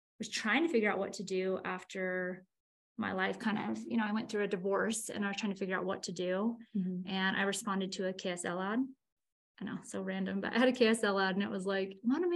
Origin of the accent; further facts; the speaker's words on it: Northern California, United States; moved away as an adult; now in Utah, United States; I'm from Northern California